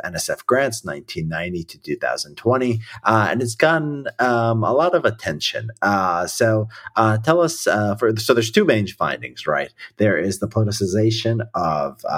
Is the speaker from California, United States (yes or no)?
no; Chicago south suburbs, Illinois, United States; I'm from the south suburbs